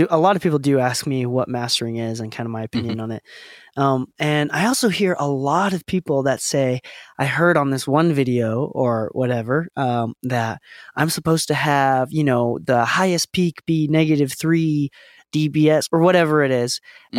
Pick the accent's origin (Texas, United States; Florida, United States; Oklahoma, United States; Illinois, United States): Illinois, United States; Chicago; I love Chicago. Yeah. I grew up in Chicago.